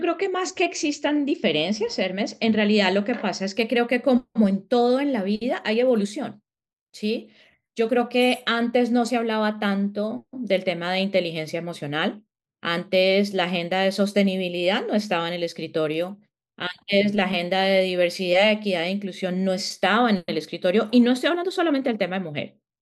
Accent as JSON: {"language": "Spanish", "country": "Colombia", "moved": "as an adult", "lives_now": "United States", "said": "yo creo que en el acento lo sienten, soy colombiana, pero llevo viviendo en Estados Unidos ya casi 17 años, más o menos. Salí de Colombia hace 17 años"}